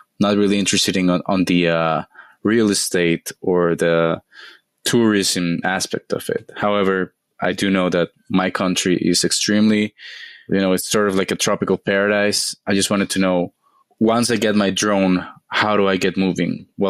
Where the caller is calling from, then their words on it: Costa Rica; This is … here, and I'm reaching out from Costa Rica.